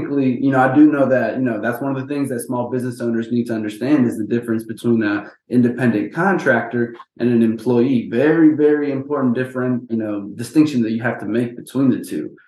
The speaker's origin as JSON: {"language": "English", "town": "Houston", "region": "Texas", "country": "United States", "tie": "born or raised there", "said": "born and raised in Houston, Texas"}